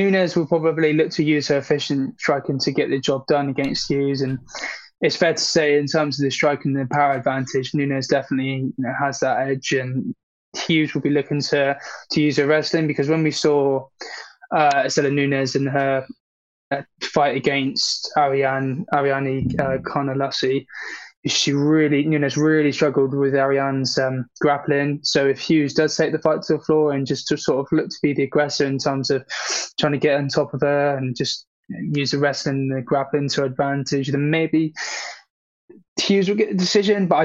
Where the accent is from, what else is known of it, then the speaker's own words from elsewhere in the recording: United Kingdom; I'm a Brit